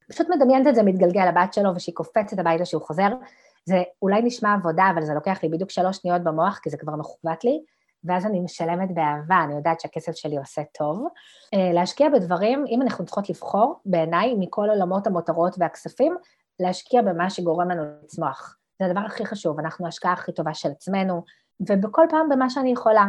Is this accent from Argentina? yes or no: no; Ramla, Central District, Israel; גדלתי ברמלה